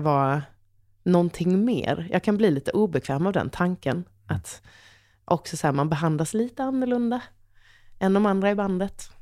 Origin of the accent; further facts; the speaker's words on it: Halmstad, Halland County, Sweden; jag är en hallänning som alla i Halmstad har pejl på vad morsan, vem morsan är